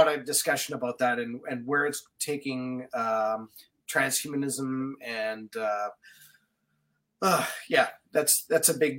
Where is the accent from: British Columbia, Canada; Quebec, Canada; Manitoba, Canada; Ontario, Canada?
Manitoba, Canada; Winnipeg; I grew up in Winnipeg